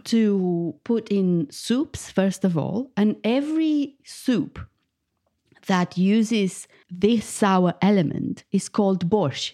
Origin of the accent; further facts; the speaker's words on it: Bucharest, Romania; moved away as an adult; now in United Kingdom; I was born in Bucharest, the capital of Romania, and I moved to the U K fifteen years ago